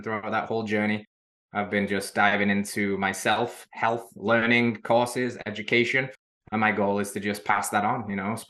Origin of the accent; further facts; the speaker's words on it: England, United Kingdom; now in Middle Tennessee, United States; but she's American and I'm English. So there's issues with long distance.